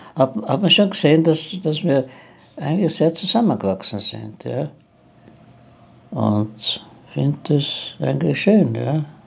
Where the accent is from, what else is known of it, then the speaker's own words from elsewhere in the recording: Innsbruck, Tyrol, Austria; moved away; Ich habe in Innsbruck maturiert, bin Tiroler